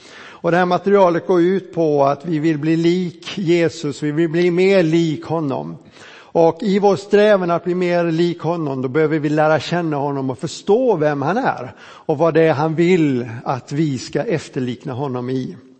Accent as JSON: {"language": "Swedish", "region": "Småland", "country": "Sweden", "said": "vi smålänningar"}